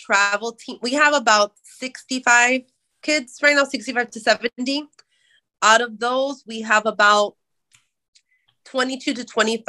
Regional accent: Florida, United States; But we're originally from the East Coast, where he did judo for Carroll City, and so near the Miami area.

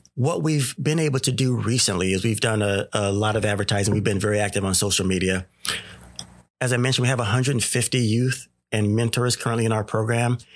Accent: Sacramento, California, United States; I grew up in the, uh, Sacramento area, born and raised in the Oak Park area

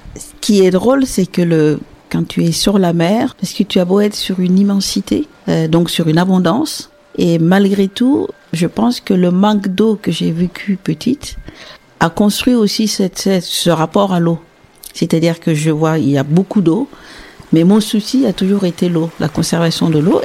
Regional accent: Sahel, Burkina Faso; now in Porquerolles, France; je suis née au Sahel, donc en Burkina Faso

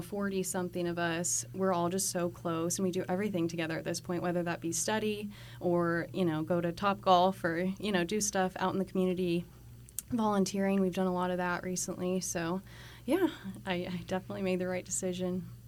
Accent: Colorado, United States; moved away as an adult; now in Texas, United States; I'm originally from Colorado. I also moved here about a year ago to start school

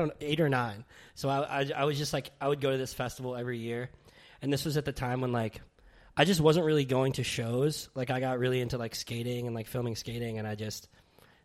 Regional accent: New York City, New York, United States; I'm born and raised in Brooklyn, New York, Carroll Gardens

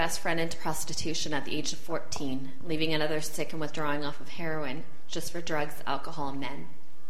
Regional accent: Vancouver, British Columbia, Canada; I'm been in the program for 4 months. I'm from Vancouver, BC.

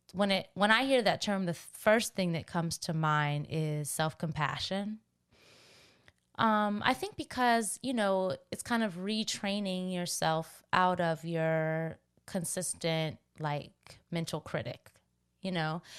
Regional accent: Washington, District of Columbia, United States; I'm from Washington, D C

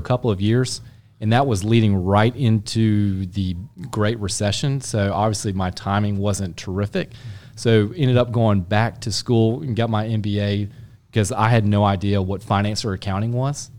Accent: Charlotte, North Carolina, United States; I grew up in Charlotte. I'm a native Charlatan

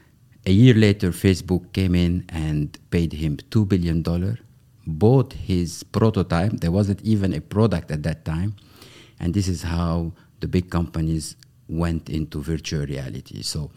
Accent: Beirut, Beirut Governorate, Lebanon; I'm Beirut born back in the 70s, exactly 1973. And I was raised in Lebanon during the period of the Civil War.

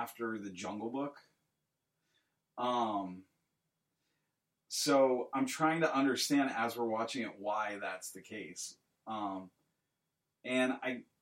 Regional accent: United States; I'm an American

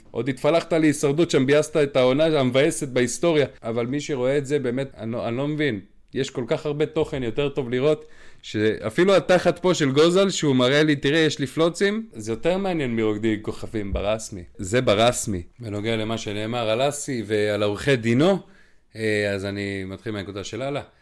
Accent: Krayot, Haifa District, Israel; now in Bnei Brak, Israel; אני גר בבני ברק על גבול רמת גן, והיה פה פיגוע ממש ליד הבית, בואנה זה זרק אותי, אני צפוני במקור מהקריות

